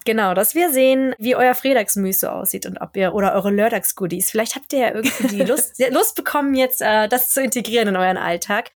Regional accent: Germany; now in Sweden; als Deutscher

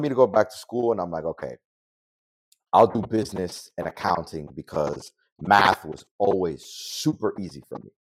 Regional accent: New York City, New York, United States; also born or lived in Dominican Republic; I grew up in the Bronx, and right next to the projects

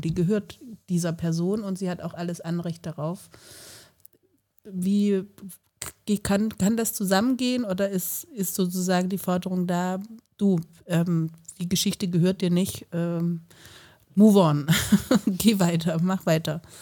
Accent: Southern Germany, Germany; moved away as an adult; also born or lived in Freiburg; now in Leipzig, Germany; Ich komme ja aus Süddeutschland, also das Süddeutsche Land

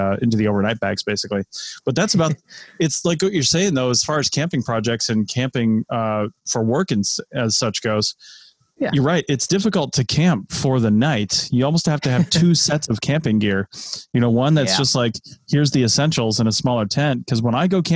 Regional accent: the Washington area, United States; moved away; also born or lived in Southeast United States; I was born and raised in the Washington area with, you know, trees all around

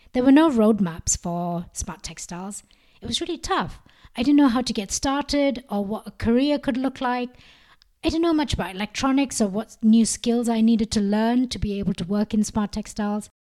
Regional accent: India; moved away as an adult; also born or lived in Sweden / Singapore; growing up in India, the rich textile heritage crafts were always a big part of my life

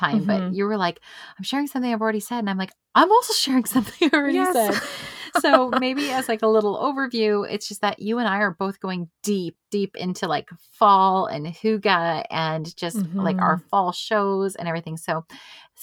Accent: Canada; As a Canadian

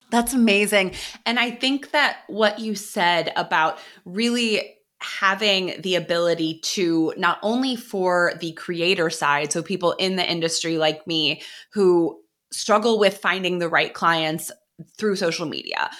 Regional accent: Midwest, United States; moved away; I am from the Midwest originally

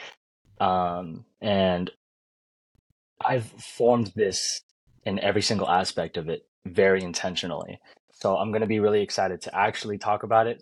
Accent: California, United States; I'm from California

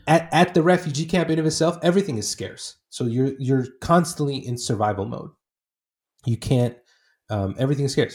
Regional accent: Portland, Oregon, United States; also born or lived in Iraq / Saudi Arabia; I grew up in the Northwest, so in, in Portland

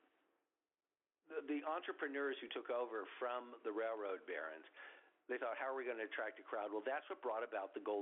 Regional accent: Southern California, United States; I grew up in Southern California

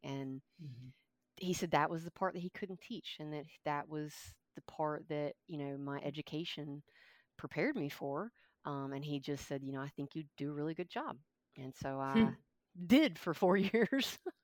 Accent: Kentucky, United States; now in Thomasville, United States; I grew up in Kentucky

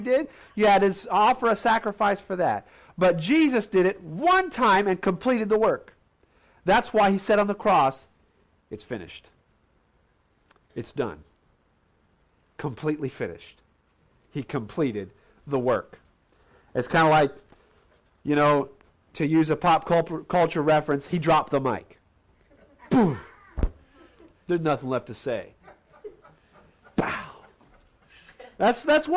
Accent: Indiana, United States; Growing up in Indiana, Hoosier boy, we played basketball all the time

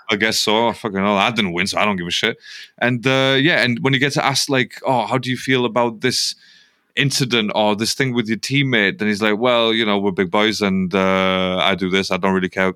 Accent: United Kingdom; we're British.

